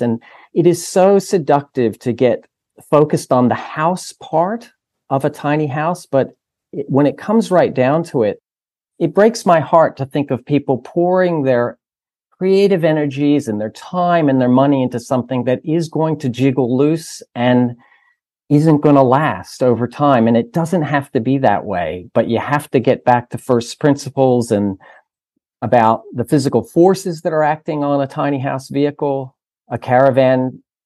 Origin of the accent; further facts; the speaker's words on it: United States; moved away as an adult; now in Australia; the States was, which is my home country